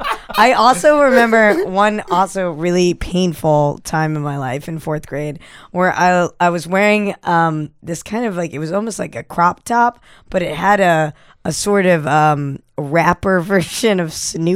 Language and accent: English; New Hampshire, United States; I grew up in New Hampshire, a lot of anything that seemed vaguely not white was at discount stores.